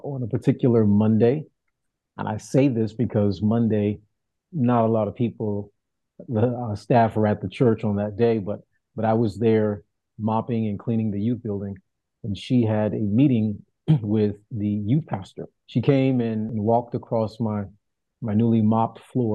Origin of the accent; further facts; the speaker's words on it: Chicago, Illinois, United States; moved away as an adult; also born or lived in Dallas-Fort Worth, Texas; now in Bronx, United States; Born and raised on the south side of Chicago